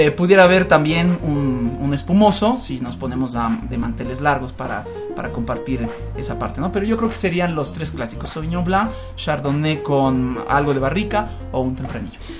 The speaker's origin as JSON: {"language": "Spanish", "country": "Mexico", "said": "como los mexicanos somos la familia muy ganito"}